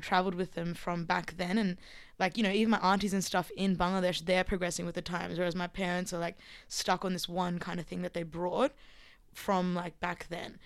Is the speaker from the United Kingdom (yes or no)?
no; Armidale, New South Wales, Australia; accent: Australian; I was born here, like, in Armidale.